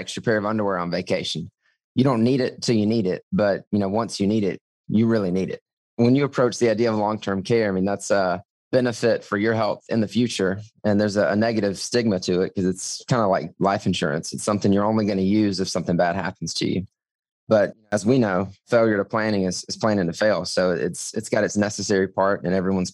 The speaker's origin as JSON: {"language": "English", "town": "Florence", "region": "South Carolina", "country": "United States", "tie": "born or raised there", "also_born_or_lived": "New Bern, North Carolina", "said": "I'm a South Carolina native, born and raised in Florence"}